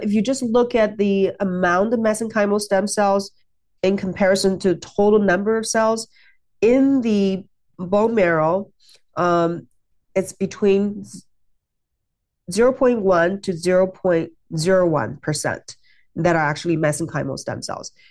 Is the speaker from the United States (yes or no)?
no; China; moved away; I grew up in China